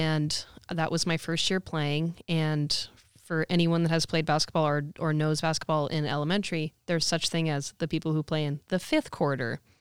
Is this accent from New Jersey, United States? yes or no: no; Santa Rosa, California, United States; I'm originally from Santa Rosa